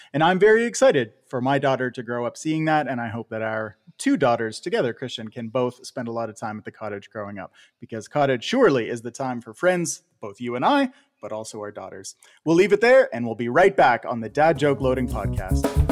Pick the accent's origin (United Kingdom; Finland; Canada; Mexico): Canada; also born or lived in San Diego, United States; now in Buffalo, United States